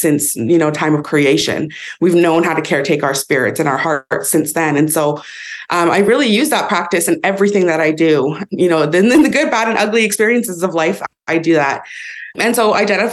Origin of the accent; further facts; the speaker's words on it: Vernon, British Columbia, Canada; I live and was raised in Inkamapalux, which is the head of the Okanagan Lake, which is also known colonially as Vernon